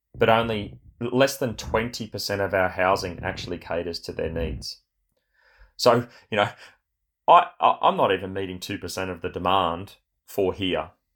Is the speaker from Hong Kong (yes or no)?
no; Australia; born or raised there; also born or lived in Sydney, Australia